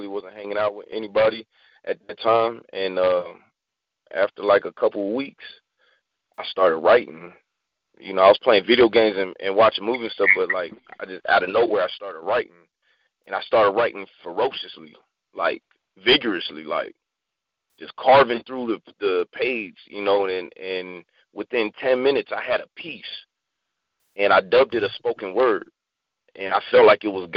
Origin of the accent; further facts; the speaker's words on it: Virginia, United States; moved away as an adult; also born or lived in Dumfries, Virginia / Stafford, Virginia; now in San Diego, United States; I was born in Dumfries, Virginia. Wow. Stafford, Virginia. I was like 3 years old. And I grew up in Virginia, and I shipped out when I was 18